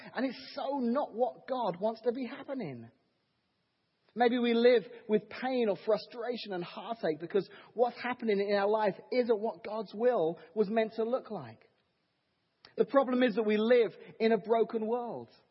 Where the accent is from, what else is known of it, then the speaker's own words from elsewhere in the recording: England, United Kingdom; now in Washington, Illinois, United States; I'm English, so uh, living here in the wonderful United States of America